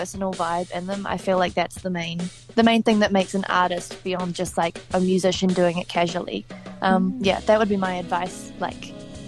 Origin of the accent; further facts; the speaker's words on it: Hawke's Bay, New Zealand; I started working on the covers gig circuit when I was 12 years old in my hometown of Hawke's Bay